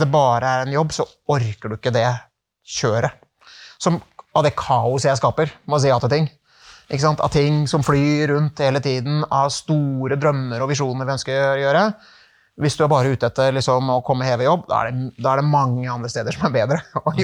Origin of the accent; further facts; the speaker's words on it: Norway; moved away as an adult; also born or lived in Czech Republic; det var en tøff overgang for familien å komme hjem til Norge